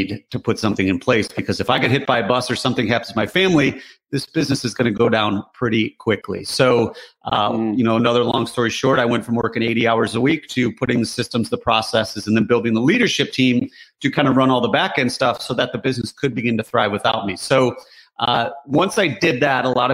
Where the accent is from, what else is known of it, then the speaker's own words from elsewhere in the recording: Michigan, United States; We grew up in Michigan, which is a very blue collar state